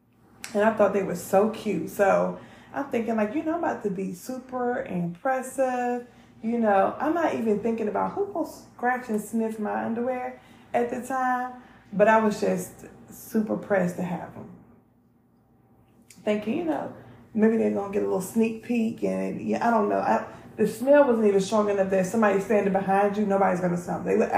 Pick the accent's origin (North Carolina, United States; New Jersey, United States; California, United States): North Carolina, United States; also born or lived in Maryland; So I'm from North Carolina and originally, but I also like to say that I'm from Maryland. So I grew up in the projects in North Carolina.